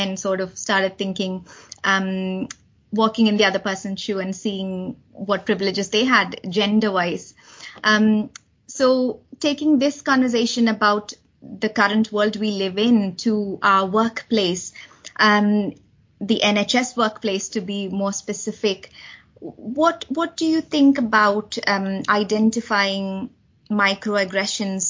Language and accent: English; India; moved away as an adult; now in United Kingdom; growing up in India